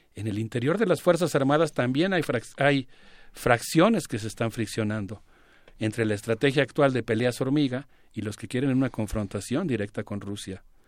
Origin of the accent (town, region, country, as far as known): Mexico